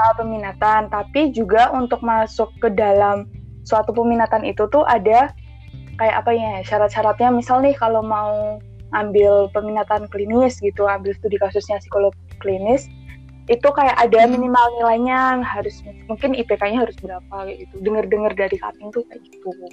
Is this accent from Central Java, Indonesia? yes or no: yes; Magelang, Central Java, Indonesia; moved away as an adult; now in Yogyakarta, Indonesia; aku aslinya orang Magelang